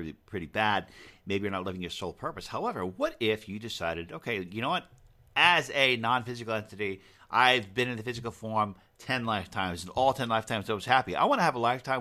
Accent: Long Island, New York, United States; we're both from Long Island.

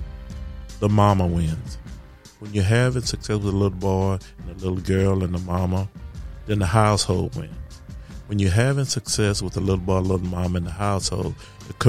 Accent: Magnolia, Texas, United States; my hometown of Magnolia, Texas

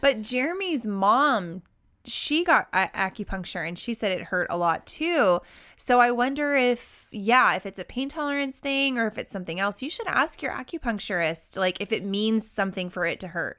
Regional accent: Oklahoma, United States; growing up in Oklahoma

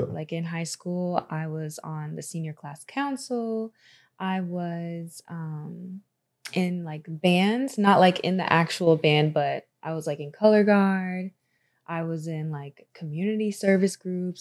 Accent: Tampa, Florida, United States; also born or lived in Orlando, Florida; I'm from Tampa, I'm from Florida

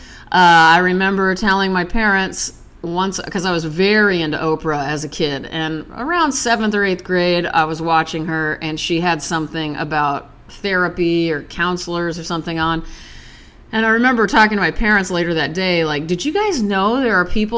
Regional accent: Nebraska, United States; I'm from Nebraska

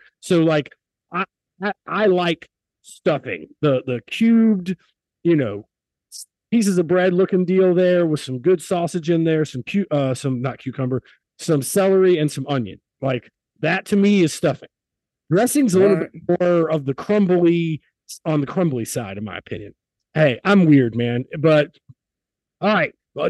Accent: South Carolina, United States; also born or lived in Connecticut / Pittsburgh; I am from South Carolina by way of Connecticut and Pittsburgh, and before that, the Ukraine and Poland in my dad's side of the family.

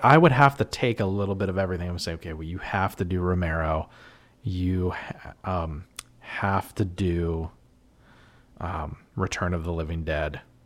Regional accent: Western Pennsylvania, United States; I'm from Western P

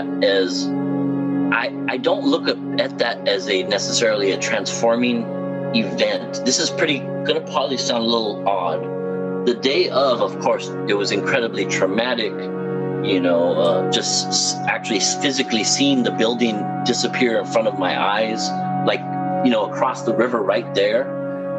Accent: Los Angeles, California, United States; maybe I'm not from the Midwest, but LA.

